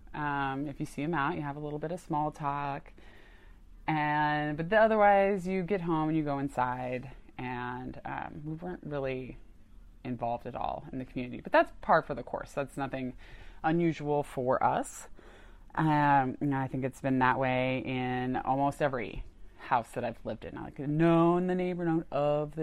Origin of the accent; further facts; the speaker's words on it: Tucson, Arizona, United States; also born or lived in Phoenix, Arizona / Denver, Colorado; I grew up in Tucson, born and raised, went to the University of Arizona